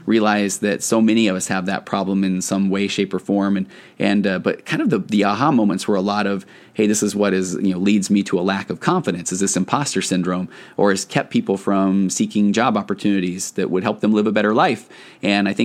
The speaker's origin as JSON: {"language": "English", "region": "Tennessee", "country": "United States", "tie": "born or raised there", "said": "I was born in Tennessee"}